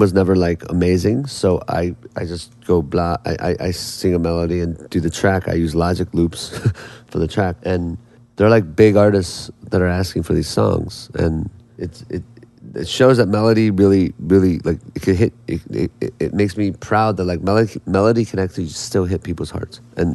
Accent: Indiana, United States; being Korean American from Indiana

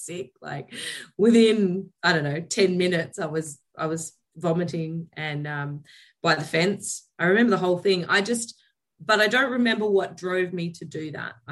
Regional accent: Elands, New South Wales, Australia; moved away; also born or lived in Taree, New South Wales; I was born in Taree, but I grew up in a very small village called Elands in New South Wales.

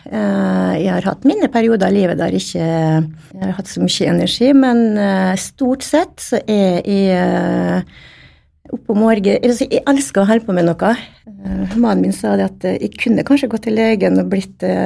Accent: Stavika, Møre og Romsdal, Norway; Jeg vokste opp eh, i Stavika. Eh, eller Mamma er fra Stavika, og pappa er fra Vigå. Så vokste opp i Stavika i, i mange år

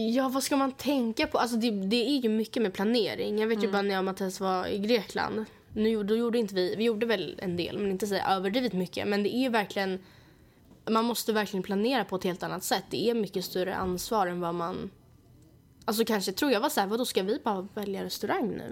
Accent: Sweden; vi föddes i Sverige

